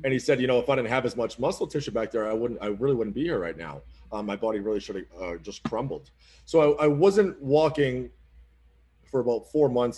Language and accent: English; Oxford, Massachusetts, United States; moved away; I don't really live in the city of Boston, but I'm from a small town called Oxford, Massachusetts